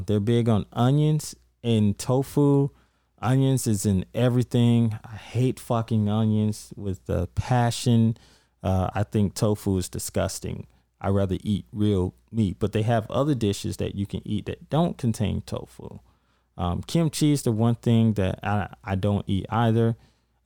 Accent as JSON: {"language": "English", "country": "United States", "moved": "as an adult", "lives_now": "South Korea", "said": "I'm American foreigner"}